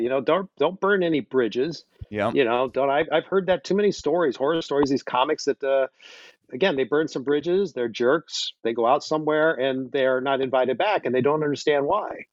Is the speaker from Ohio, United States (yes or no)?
yes; outside of Cleveland, the Midwest, Ohio, United States; moved away as an adult; also born or lived in Los Angeles / New York City; I grew up in the Midwest, outside of Cleveland, and I came back here